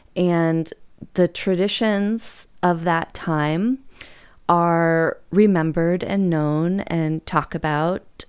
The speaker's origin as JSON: {"language": "English", "country": "United States"}